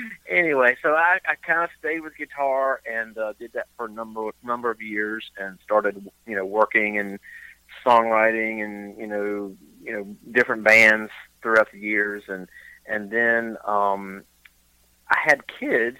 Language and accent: English; eastern North Carolina, United States; also born or lived in Charlotte, North Carolina / Boone, North Carolina; born and raised in North Carolina, grew up in uh, eastern North Carolina